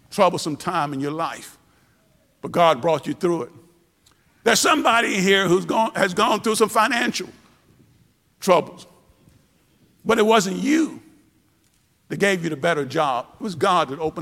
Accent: Tupelo, Mississippi, United States; Back when I was young, growing up in Tupelo, Mississippi

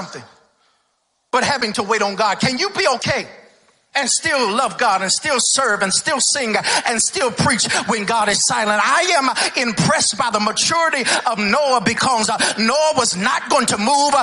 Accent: Greensboro, North Carolina, United States; I grew up in Greensboro, North Carolina. That's home for me

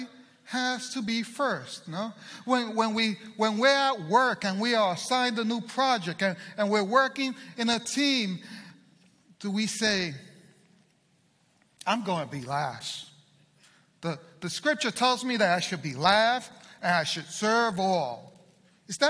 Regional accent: Puerto Rico; I'm Puerto Rican.

